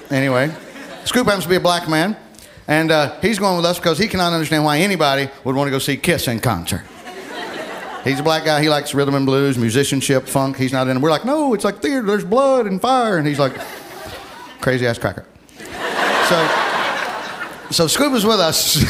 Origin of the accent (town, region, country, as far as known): Alabama, United States; moved away